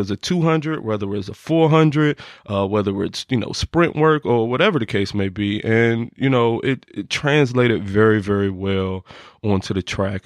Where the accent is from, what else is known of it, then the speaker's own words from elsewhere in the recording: Norfolk, Virginia, United States; also born or lived in Chesapeake; I'm from Norfolk. Uh, I went to two high schools. I went to Maury High School and I went to Deep Creek High School.